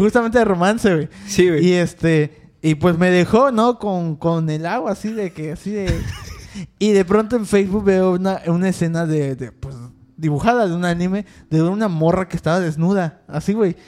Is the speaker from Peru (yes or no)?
no; Mexico; hay que apoyar como mexicanos